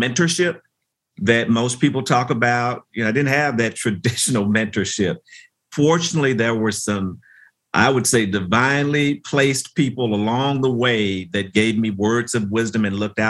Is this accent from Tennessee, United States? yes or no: yes; Memphis, Tennessee, United States; a lot of my formative years were spent growing up in Memphis, Tennessee